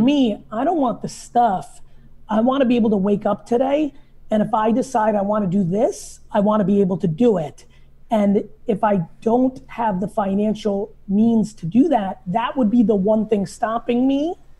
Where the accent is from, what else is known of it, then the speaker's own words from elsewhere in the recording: New Jersey, United States; also born or lived in Soviet Union; I grew up in New Jersey